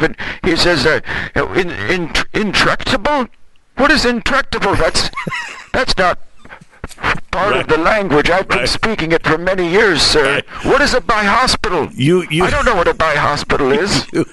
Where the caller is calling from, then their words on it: Sun City, Florida, United States; I'm calling from Sun City, Florida.